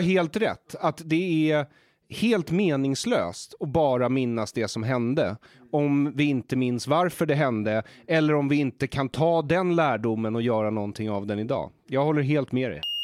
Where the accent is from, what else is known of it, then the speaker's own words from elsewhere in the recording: Solna, Stockholm County, Sweden; also born or lived in Israel; i Bergshamra där jag växte upp